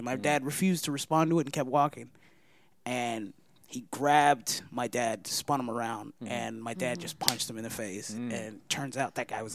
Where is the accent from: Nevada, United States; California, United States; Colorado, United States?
California, United States; also born or lived in Somalia; I was an American 17-year-old. Like, I grew up in California, you know, by the beach.